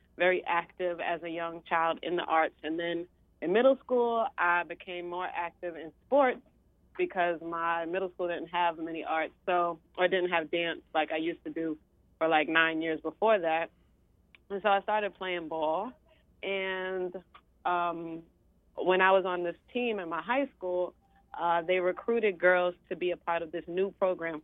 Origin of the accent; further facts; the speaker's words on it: New York City, New York, United States; I was originally born and raised in East New York, Brooklyn